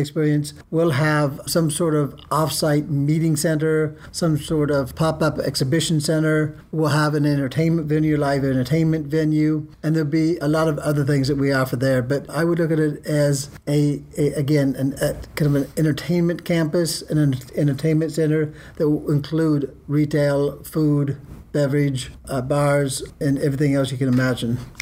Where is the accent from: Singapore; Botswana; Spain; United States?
United States; Dallas, Texas; moved away; I grew up here in Dallas